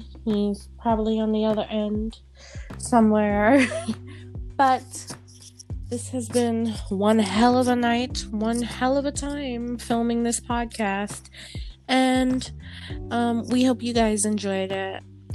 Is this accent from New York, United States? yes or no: yes; New York, United States; Like me, I'm from New York.